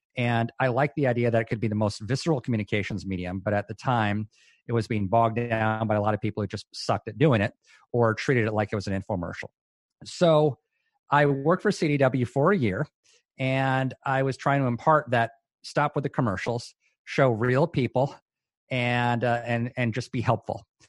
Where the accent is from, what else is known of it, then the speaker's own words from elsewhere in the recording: Hawaii, United States; moved away as an adult; also born or lived in Chicago suburbs, Illinois; now in Durham, United States; I'm from Hawaii, born and raised